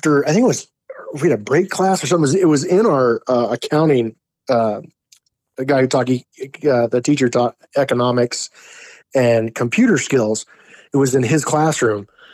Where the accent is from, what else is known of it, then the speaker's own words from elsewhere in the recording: Wyoming, United States; growing up in Wyoming, man, like dirt roads were very, very common